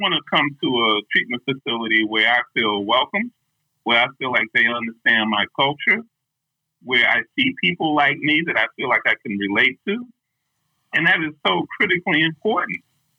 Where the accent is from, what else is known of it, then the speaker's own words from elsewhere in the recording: New York, United States; now in Minnesota, United States; I'm originally from New York